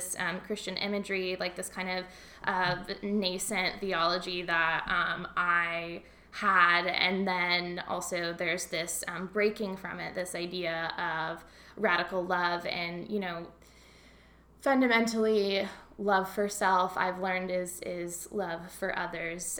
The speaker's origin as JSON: {"language": "English", "region": "Kentucky", "country": "United States", "tie": "born or raised there", "moved": "yes", "lives_now": "Santa Cruz, United States", "said": "growing up in Kentucky"}